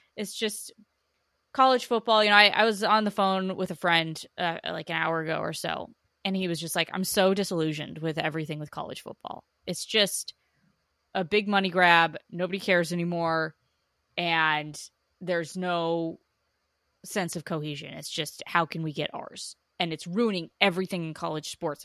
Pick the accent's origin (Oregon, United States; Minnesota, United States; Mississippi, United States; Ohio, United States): Oregon, United States; I was born and raised on the Oregon, Oregon State rivalry.